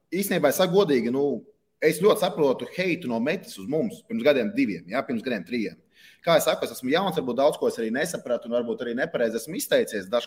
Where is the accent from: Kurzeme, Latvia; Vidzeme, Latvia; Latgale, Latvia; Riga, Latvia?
Riga, Latvia; Es īstenībā esmu dzimis Rīgā un Pārdagovā. Tā kā saknes man ir Pārdagova, īstenībā tur ļoti tuvu arī Arkādijas stadionam